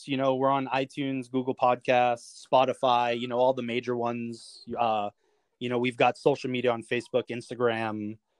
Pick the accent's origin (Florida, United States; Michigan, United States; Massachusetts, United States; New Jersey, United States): Massachusetts, United States; Boston; I'm from Boston.